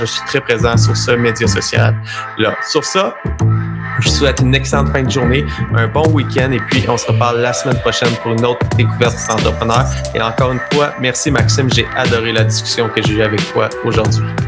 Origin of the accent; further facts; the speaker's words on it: Sherbrooke, Quebec, Canada; je viens de la région de Sherbrooke